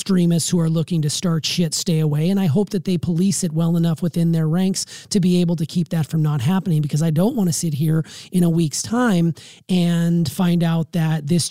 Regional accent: United States; as an American.

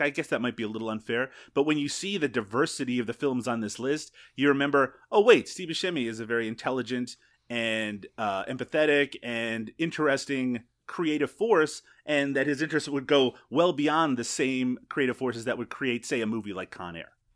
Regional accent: Newfoundland and Labrador, Canada; moved away; also born or lived in Ontario; I grew up in Newfoundland

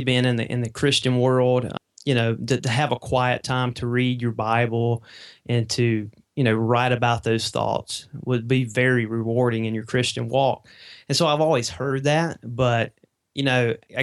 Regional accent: Mississippi, United States; accent: Southern; I'm down here in Mississippi, and so you may can tell from my accent a little bit

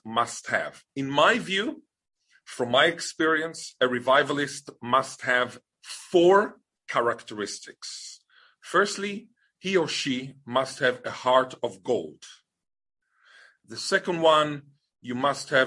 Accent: Israel; now in Australia; I was born in Israel

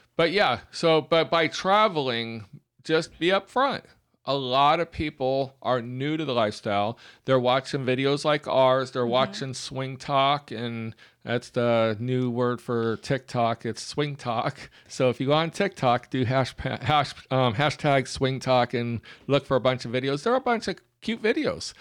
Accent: Alabama, United States; we are from Alabama

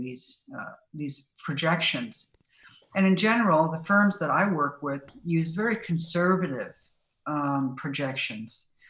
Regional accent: Silicon Valley, California, United States; Silicon Valley. My hometown

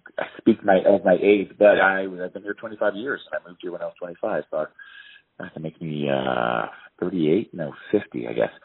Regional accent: Baltimore, Maryland, United States; moved away as an adult; now in Colorado, United States; I grew up in Baltimore

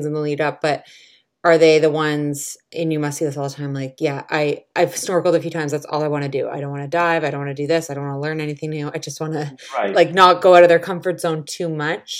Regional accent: Canada; moved away as an adult; also born or lived in London, United Kingdom; I grew up in Canada

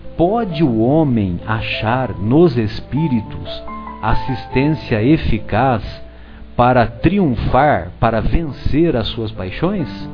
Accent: São José do Rio Pardo, São Paulo, Brazil; ele escreveu a obra Os Sertões lá na minha cidade, lá na minha aldeia.

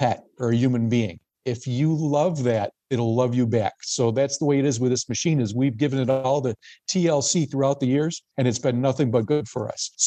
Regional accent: Gasport, New York, United States; I grew up in Gasport, New York, which is the other side of Niagara County from the workplace

